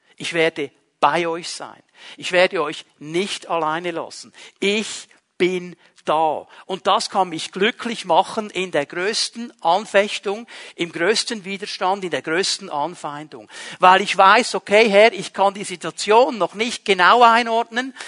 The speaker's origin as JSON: {"language": "German", "country": "Switzerland", "said": "Wir sind Schweizer Bürger"}